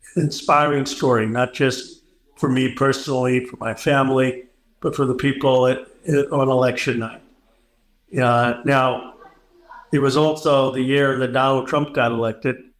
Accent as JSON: {"language": "English", "town": "Philadelphia", "region": "Pennsylvania", "country": "United States", "tie": "born or raised there", "said": "I was born in Philadelphia in 1976"}